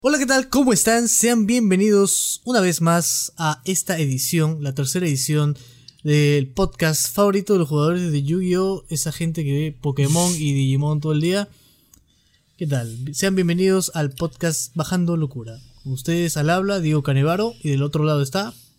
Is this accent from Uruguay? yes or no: no; Peru; los peruanos somos así